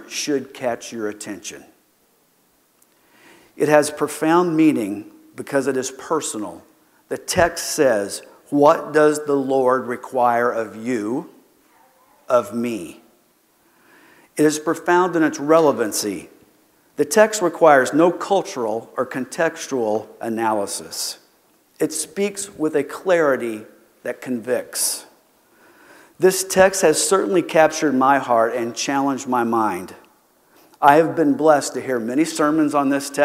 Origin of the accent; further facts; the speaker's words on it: Keene, Texas, United States; I grew up in Keene, Texas